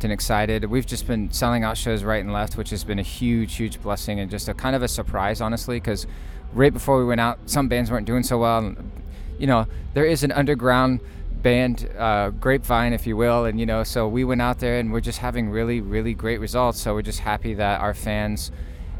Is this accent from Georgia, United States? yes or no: no; Middleburg, Florida, United States; it was cool growing up in Middleburg, in my opinion, because it was a small town